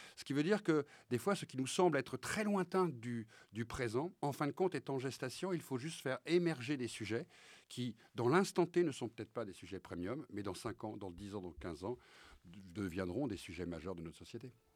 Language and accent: French; France; un petit blanc, né euh, dans les quartiers populaires, dont les origines sont bretonnes